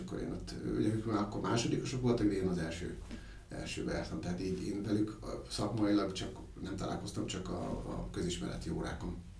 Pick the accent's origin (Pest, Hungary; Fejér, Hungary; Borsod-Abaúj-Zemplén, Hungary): Borsod-Abaúj-Zemplén, Hungary; Miskolc; én Miskolci születésű vagyok, és ö, ott gyerekeskedtem